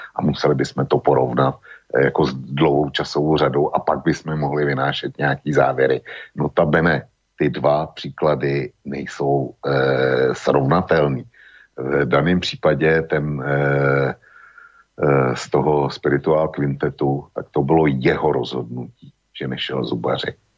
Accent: Bohemia, Czechia; U nás v Čechách

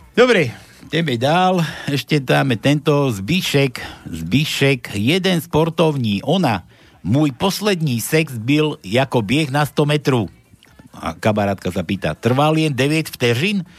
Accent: Slovakia; my sme Slováci

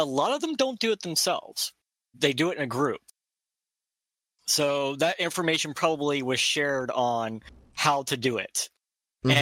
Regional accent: Quincy, Ohio, United States; also born or lived in Bellefontaine, Ohio; I grew up in Quincy, Ohio, which is only 15 minutes away from Bellefontaine.

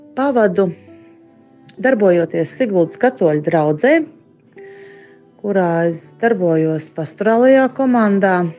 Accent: Sigulda, Sigulda Municipality, Latvia; Es esmu no Siguldas.

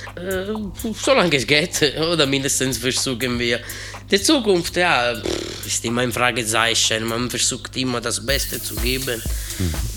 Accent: Italy; German is a second language; now in Cologne, Germany; wir sind Italiener

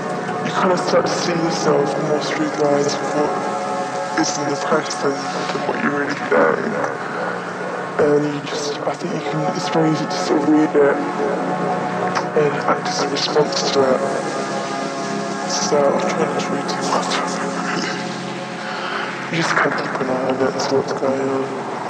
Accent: Guildford, United Kingdom; And when I grew up in Guildford, sort of East London suburbs, and there was nothing to do, nothing to sort of really aspire to.

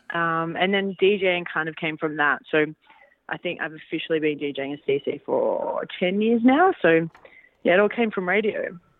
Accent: Australia; I'm an Australian

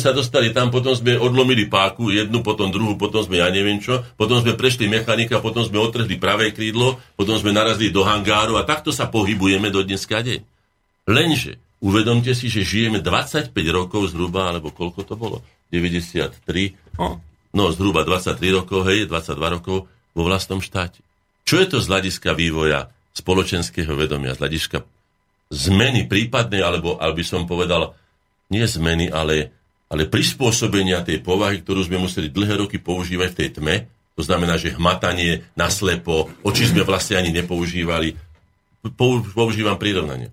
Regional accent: Slovakia

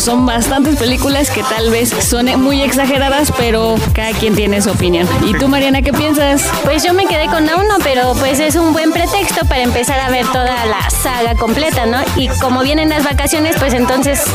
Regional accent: Mexico; a nosotros como mexicanos

